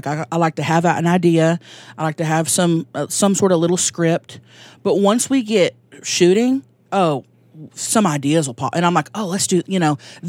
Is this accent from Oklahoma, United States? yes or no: yes; Thackerville, Oklahoma, United States; now in San Diego, United States; That's there, right. About an hour north of Dallas. I grew up there, and we've been living in San Diego for the past 10 years